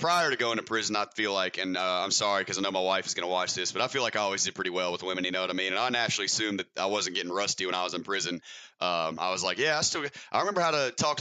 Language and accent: English; the South, United States; I'm from the South, so as you can surely tell by my speech pattern